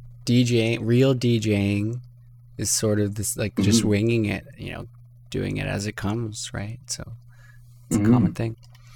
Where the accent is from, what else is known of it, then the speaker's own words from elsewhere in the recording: Canada; accent: Canadian; see my Canadian accent there come out.